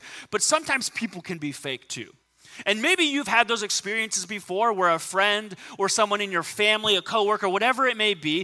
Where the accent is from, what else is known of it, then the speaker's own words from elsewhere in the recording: Southern California, United States; I grew up in Southern California.